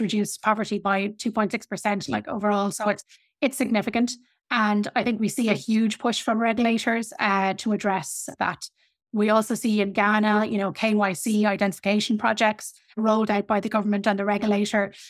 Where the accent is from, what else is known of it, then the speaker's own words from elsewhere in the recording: Ireland; I come from Ireland.